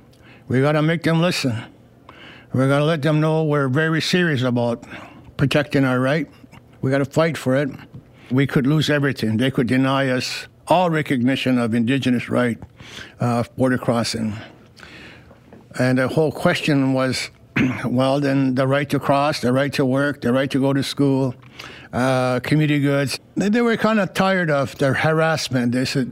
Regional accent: Akwesasne, New York, United States; I'm a Mohawk from Akwesasne, Mohawk Nation.

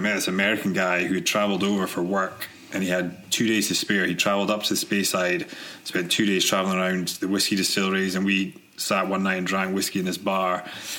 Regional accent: Aberdeen, Scotland, United Kingdom; moved away as an adult; also born or lived in Glasgow / Manchester; now in California, United States; I grew up in Aberdeen.

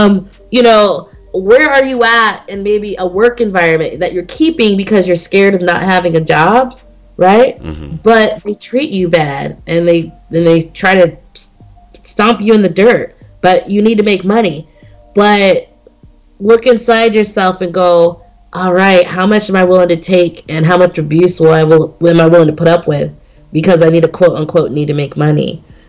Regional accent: Las Vegas, Nevada, United States; I didn't know these houses existed in this price range because I came from Las Vegas, the West Coast.

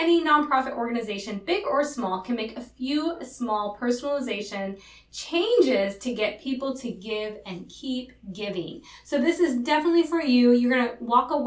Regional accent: Upper Peninsula of Michigan, United States; moved away

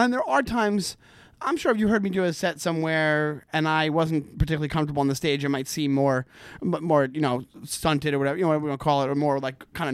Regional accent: Long Island, Nassau County, New York, United States; moved away as an adult; now in Brooklyn, United States; I'm from Long Island. I'm from Nassau County

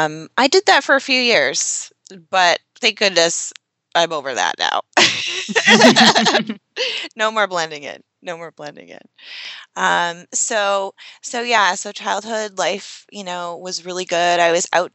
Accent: Yarmouth, Maine, United States; I grew up in Yarmouth, Maine, very small population, very small town

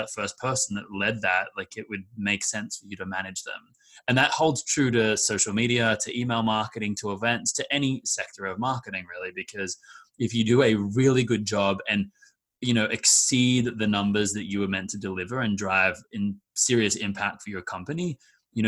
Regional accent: Australia; moved away; my background is I'm from Australia

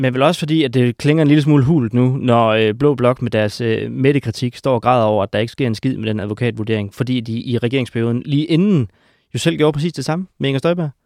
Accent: Denmark; de mørke steder i Jylland, hvor jeg kommer fra

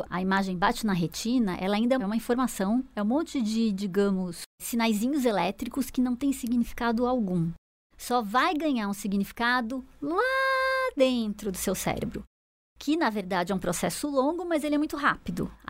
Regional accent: Brazil; also born or lived in Chicago; eu sou brasileira. E eu sou feliz por ter esse, esse clima maravilhoso que a gente tem.

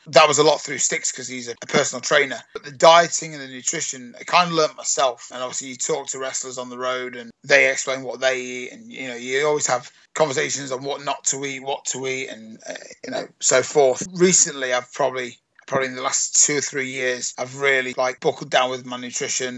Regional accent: United Kingdom; I'm British

